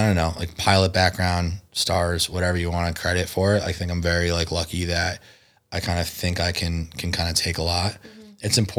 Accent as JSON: {"language": "English", "region": "East Coast", "country": "United States", "tie": "born or raised there", "said": "Look, I grew up on the East Coast. I hadn't really had a concept of how close Tijuana is to San Diego."}